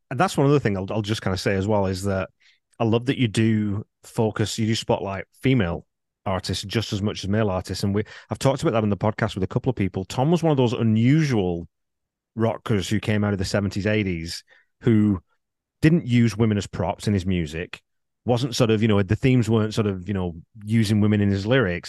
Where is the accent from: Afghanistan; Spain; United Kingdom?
United Kingdom; England; I'm from England